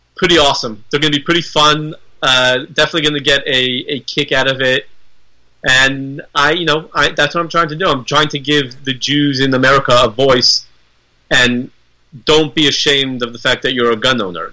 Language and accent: English; United States; I am an American